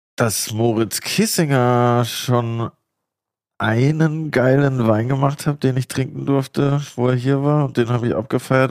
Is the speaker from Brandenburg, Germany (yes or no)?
no; Baden-Württemberg, Germany; moved away; der hat einen Weinberg äh, zwei Dörfer weiter, wo ich aufgewachsen bin